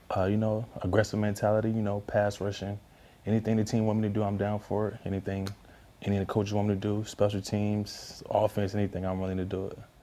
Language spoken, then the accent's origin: English; New Jersey, United States; moved away as an adult; also born or lived in Miami / Arizona; I'm from New Jersey